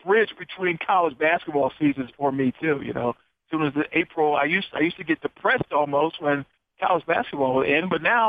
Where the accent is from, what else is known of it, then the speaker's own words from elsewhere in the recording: Philadelphia, Pennsylvania, United States; in Philadelphia, my hometown where I grew up